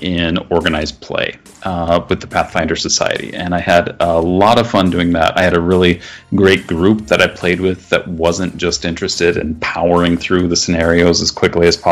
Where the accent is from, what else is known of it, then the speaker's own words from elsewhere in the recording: Midwest, United States; being a Midwesterner